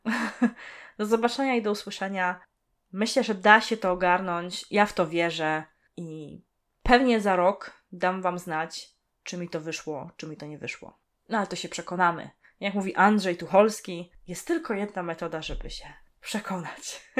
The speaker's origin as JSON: {"language": "Polish", "country": "Poland", "tie": "born or raised there", "said": "pochodzę z gór, Mieszkam w dość sporej górce i tam nie było możliwości telefonów stacjonarnych"}